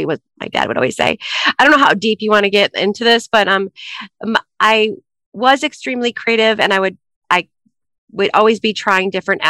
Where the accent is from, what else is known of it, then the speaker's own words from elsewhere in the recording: Troy, Michigan, United States; now in Chicago, United States; I grew up in Troy, Michigan